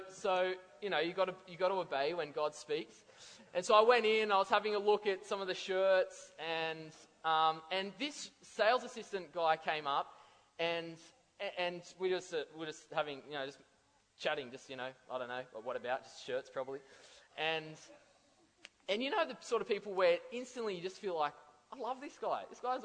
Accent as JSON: {"language": "English", "area": "Central Coast", "region": "New South Wales", "country": "Australia", "said": "I'm from the Central Coast."}